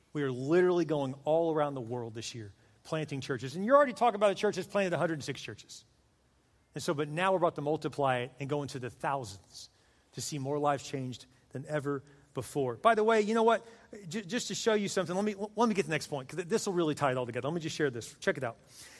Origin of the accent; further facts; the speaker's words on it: Texas, United States; moved away; I'm from Texas